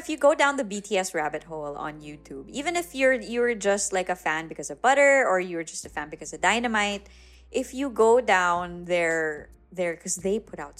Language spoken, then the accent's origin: English; Philippines; I grew up in the North.